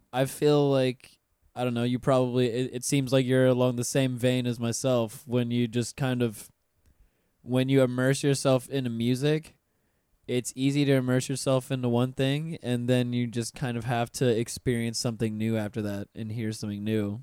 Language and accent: English; Pensacola, Florida, United States; now in Orlando, United States; Pensacola, my hometown